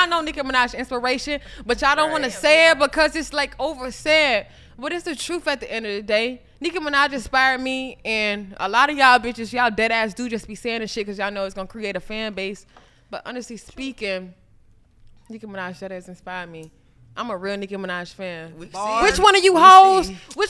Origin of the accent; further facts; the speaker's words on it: Millersville, United States; I'm from Millersville.